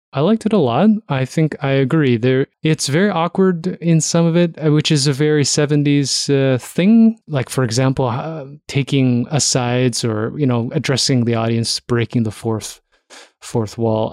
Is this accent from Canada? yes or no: yes; Toronto, Ontario, Canada; I'm from Toronto